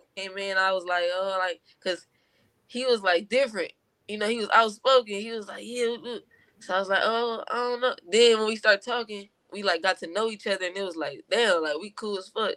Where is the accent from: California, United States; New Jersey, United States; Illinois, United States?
California, United States; Compton; growing up in Compton